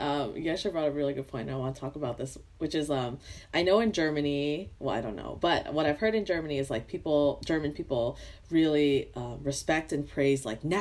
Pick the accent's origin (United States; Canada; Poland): Canada; also born or lived in Vietnam